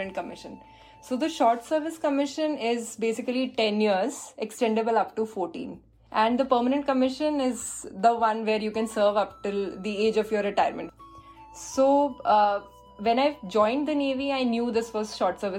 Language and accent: English; India; moved away as an adult; also born or lived in Visakhapatnam / Mumbai; now in United Kingdom; I can go back to my home country